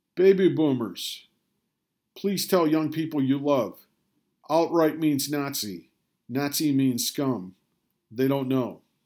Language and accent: English; Rochester, New York, United States; I was raised in Rochester, New York.